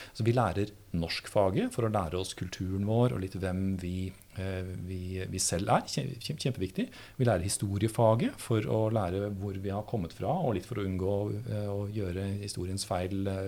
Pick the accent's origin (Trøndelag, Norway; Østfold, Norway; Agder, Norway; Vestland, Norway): Trøndelag, Norway; Høylandet; jeg vokste opp eh, i Nord-Trøndelag, i bygda Høylandet.